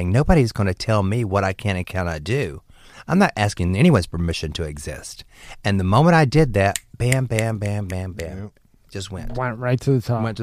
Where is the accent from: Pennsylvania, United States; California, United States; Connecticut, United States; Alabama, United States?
Alabama, United States; Hartford; also born or lived in Dothan; I was born in Flowers Hospital. Uh, but we lived on a dirt road in Dothan, Alabama. I mean, Hartford, Alabama.